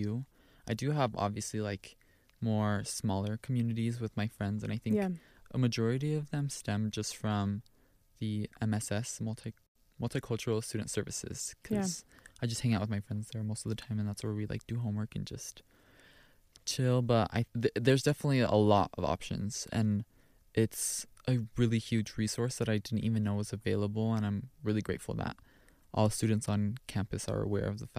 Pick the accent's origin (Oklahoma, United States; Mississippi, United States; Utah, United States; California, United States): Utah, United States; Orem; I am from here. I was born in Orem, Utah, but both of my parents are from Aguascalientes, Mexico